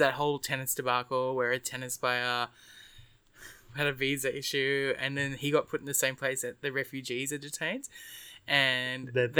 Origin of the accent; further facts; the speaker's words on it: Australia; I'm Australian